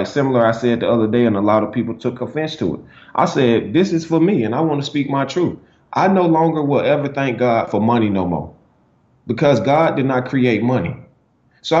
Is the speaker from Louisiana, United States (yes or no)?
no; Alexander City, Alabama, United States; originally I am from Alexander City, Alabama